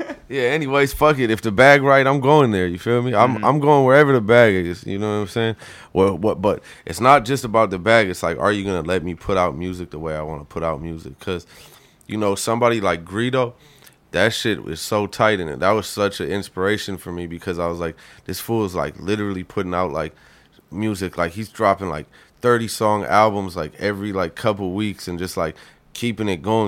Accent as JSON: {"language": "English", "country": "Canada", "moved": "yes", "said": "I was from Canada."}